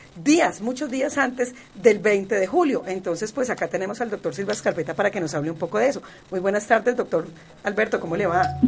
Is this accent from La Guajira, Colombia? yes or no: no; Cali, Valle del Cauca, Colombia; nosotros como caleños